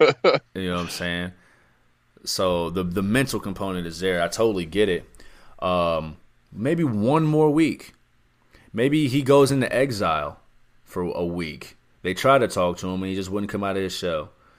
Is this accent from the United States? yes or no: yes; Ohio, United States; We're in my home state of Ohio.